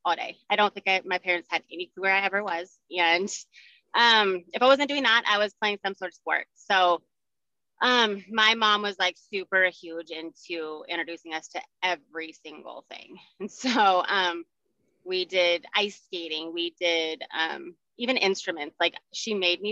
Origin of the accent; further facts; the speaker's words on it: Highlands Ranch, Colorado, United States; I was born and raised here in Colorado. I grew up in Highlands Ranch